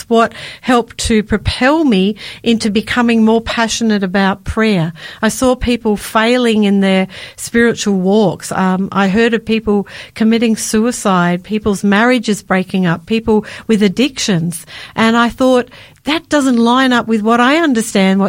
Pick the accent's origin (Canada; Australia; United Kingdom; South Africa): Australia; Victoria; I grew up in Victoria